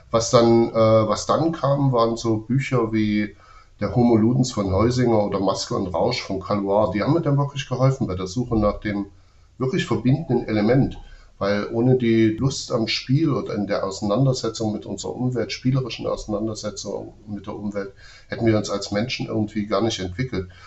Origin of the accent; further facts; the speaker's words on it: East Germany, Germany; Also ich bin in der DDR groß geworden und aufgewachsen mit der Sichtweise der Dialektik als marxistische Methode.